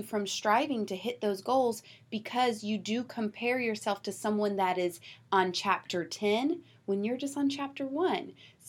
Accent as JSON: {"language": "English", "region": "Georgia", "country": "United States", "said": "I'm from Georgia, and the moment I get around my family that's in Georgia, my twang comes back faster than you can say hot dang, okay?"}